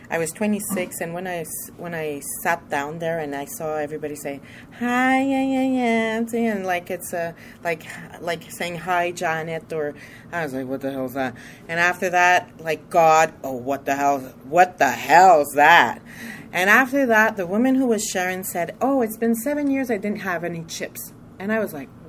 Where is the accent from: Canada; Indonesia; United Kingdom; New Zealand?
Canada; Montreal, Quebec; I'm from Montreal too.